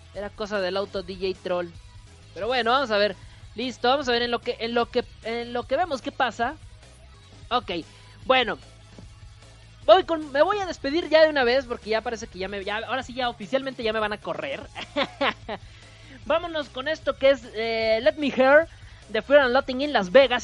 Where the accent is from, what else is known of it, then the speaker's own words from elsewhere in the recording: northern Mexico, Mexico; de donde yo vengo